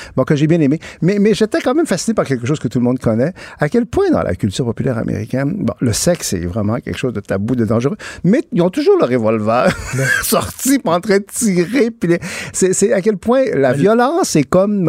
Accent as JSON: {"language": "French", "region": "Quebec", "country": "Canada", "said": "je suis québécois, je, suis francophone, je suis canadien aussi."}